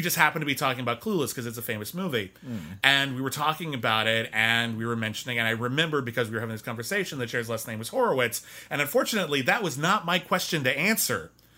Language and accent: English; Arcadia, California, United States; born there; I was born in Arcadia, and the first thing I did was leave.